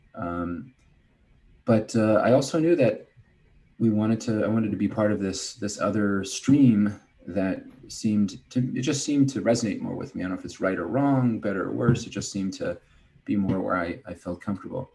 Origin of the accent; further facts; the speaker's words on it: Kansas City, United States; moved away as an adult; also born or lived in Cleveland, Ohio; I'm from Kansas City